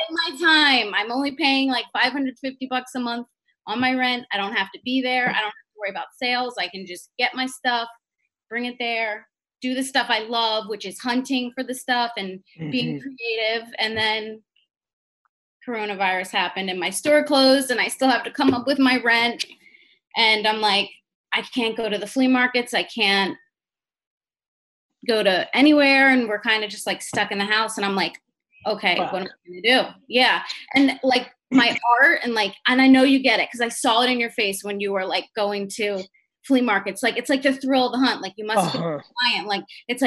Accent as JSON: {"language": "English", "area": "Jersey Shore", "region": "New Jersey", "country": "United States", "said": "I'm from the Jersey Shore"}